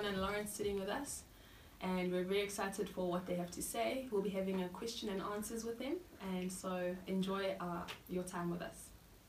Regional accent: Springs, Gauteng, South Africa; We're all born and raised in Springs.

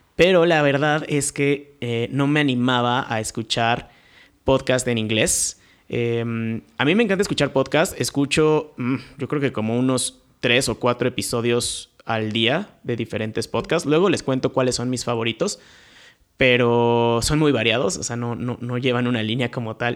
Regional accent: Querétaro, Mexico; Yo soy de aquí de Querétaro

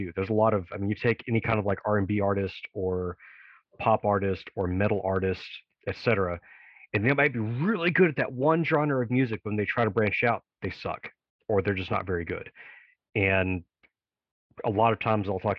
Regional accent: Tennessee, United States; my home state in Memphis

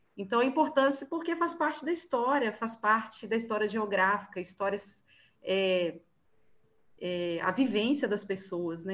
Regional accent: Belo Horizonte metropolitan region, Minas Gerais, Brazil; eu não sou de Belo Horizonte, eu sou da região metropolitana

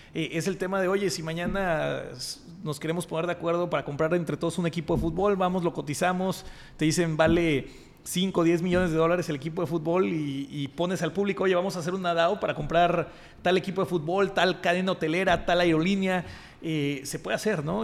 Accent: Mexico

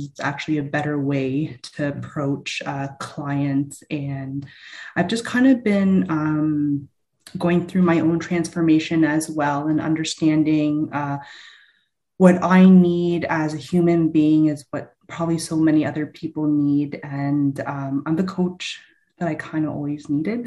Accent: London, Ontario, Canada; I grew up in London, Ontario, background Filipino

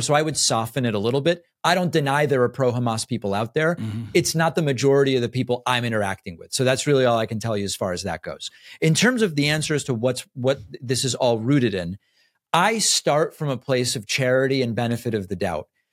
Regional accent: Argentina; also born or lived in Argentina (born); now in United States; I'm from Argentina

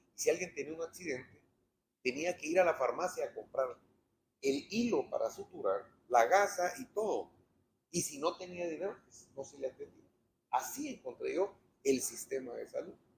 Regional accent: Guatemala; en mi país

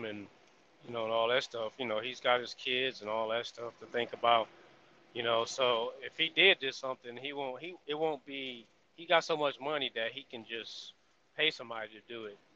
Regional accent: Texas, United States; I'm going to do my hometown

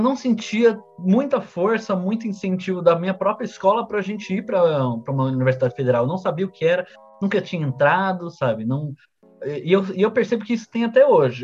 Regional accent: Santo André, São Paulo, Brazil; eu sou de Santo André

